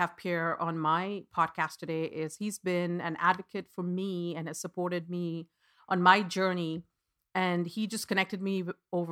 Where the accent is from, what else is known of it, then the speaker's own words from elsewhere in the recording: India; I was born and raised in India